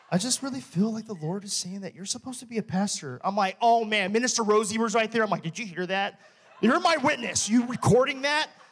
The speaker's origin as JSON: {"language": "English", "region": "Texas", "country": "United States", "said": "I'm from Texas"}